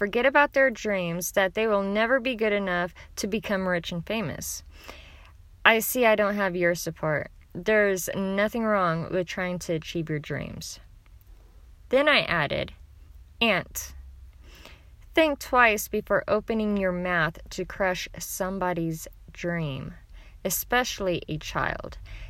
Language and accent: English; Oklahoma, United States; I'm from Oklahoma